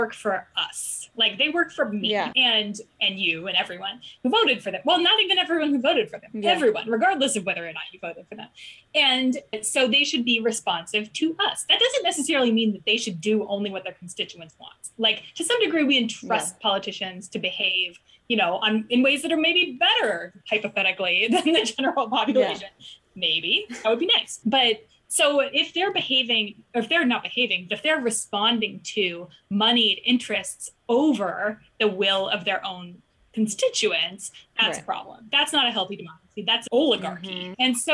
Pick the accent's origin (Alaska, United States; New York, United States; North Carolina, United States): Alaska, United States; I grew up in Alaska